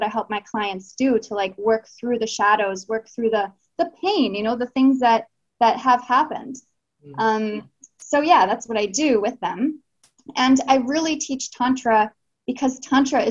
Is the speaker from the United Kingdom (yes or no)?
no; Canada; moved away as an adult; also born or lived in Australia; now in Chile; I'm in Chile right now. I'm from Canada. I've lived in Australia.